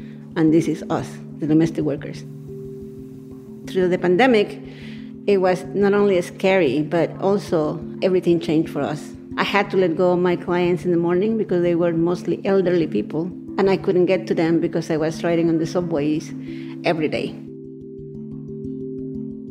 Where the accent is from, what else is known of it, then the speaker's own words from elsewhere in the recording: Guatemala; moved away as an adult; now in Queens, United States; I am from Guatemala